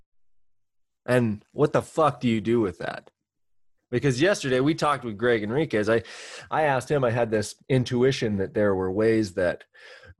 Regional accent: Central Oregon, United States; I have been born and raised in Central Oregon

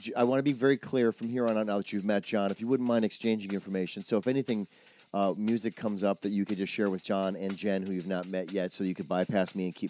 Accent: Midwest, United States; now in Los Angeles, United States; I'm also from the Midwest

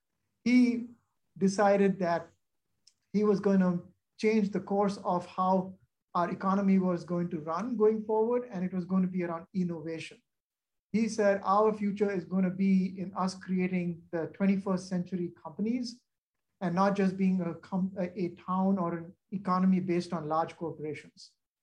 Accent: Boston, Massachusetts, United States; moved away as an adult; now in St. Louis, United States; I came from Boston to St. Louis, and it was because of Monsanto.

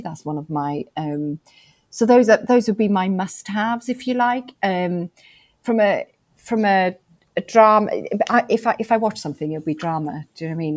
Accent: Wales, United Kingdom; being really, really pr- proud of being Welsh

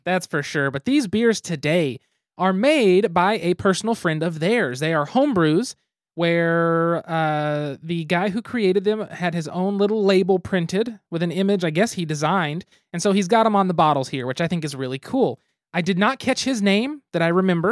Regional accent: United States; we are American

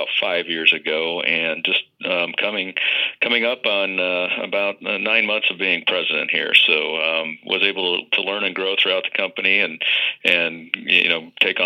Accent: Midwest, United States; I grew up here in the Midwest

